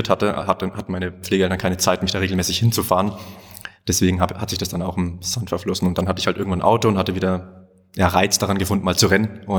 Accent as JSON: {"language": "German", "country": "Germany", "tie": "born or raised there", "said": "Ich bin in Siebenhäuserdorf aufgewachsen da hatten wir jetzt nicht die größten Möglichkeiten, keine Busanbindung, nix."}